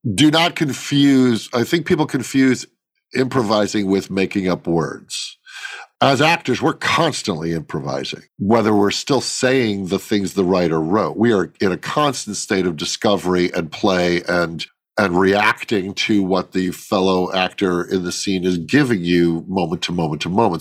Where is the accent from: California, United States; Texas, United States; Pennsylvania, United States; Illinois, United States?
Illinois, United States; Chicago; when I grew up in the Midwest, I grew up in Chicago